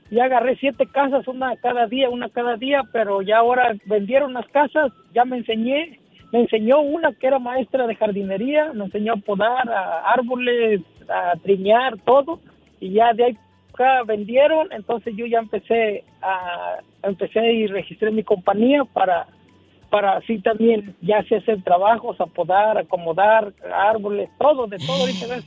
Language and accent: Spanish; Ciudad Guzmán, Jalisco, Mexico; Yo soy de Ciudad Guzmán, Jalisco, un ladito de Guadalajara.